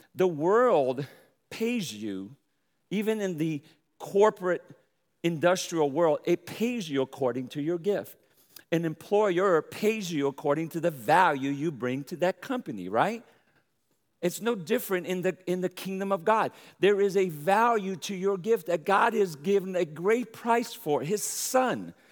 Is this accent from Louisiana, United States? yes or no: yes; New Orleans, Louisiana, United States; also born or lived in Brooklyn, New York / Michigan; now in Texas, United States; I'm from New Orleans, raised in, in, uh, in, in New Orleans there, and I have a pretty draw, but I was also born in Brooklyn, New York